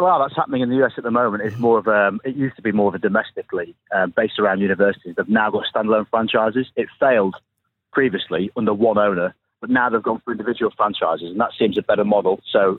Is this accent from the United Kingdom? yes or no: yes; England, United Kingdom; as an Englishman